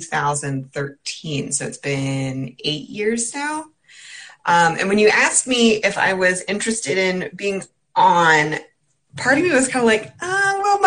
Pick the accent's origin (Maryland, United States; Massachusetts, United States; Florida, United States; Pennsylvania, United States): Pennsylvania, United States; also born or lived in South Carolina / California / New Jersey; now in Connecticut, United States; I grew up in Pennsylvania